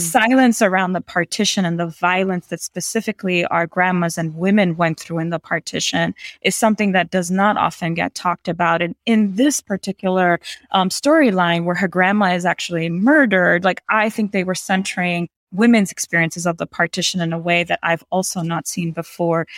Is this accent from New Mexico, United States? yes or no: no; New York City, New York, United States; I grew up in New York City around nine eleven.